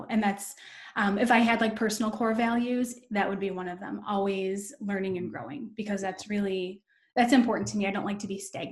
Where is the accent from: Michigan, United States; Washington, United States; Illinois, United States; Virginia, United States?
Michigan, United States; Downriver; I grew up in what's considered Downriver, Michigan. It's a suburb. It's like the suburbs of Detroit